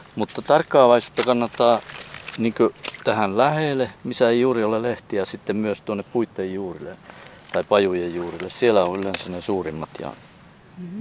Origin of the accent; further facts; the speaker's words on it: Jaatila, Lapland, Finland; moved away; meillä päin Jaatilassa niin vadelmaa sanottiin vaaraimeksi